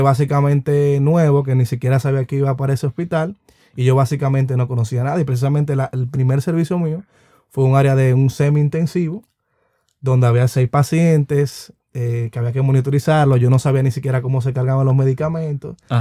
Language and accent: Spanish; Dominican Republic; uno como dominicano